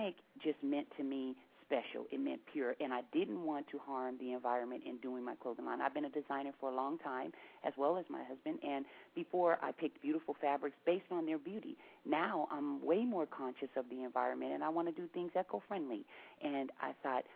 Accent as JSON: {"language": "English", "town": "Seattle", "region": "Washington", "country": "United States"}